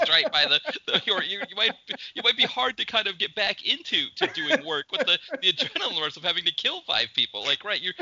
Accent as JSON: {"language": "English", "region": "New England", "country": "United States", "accent": "New England", "said": "my New England accent"}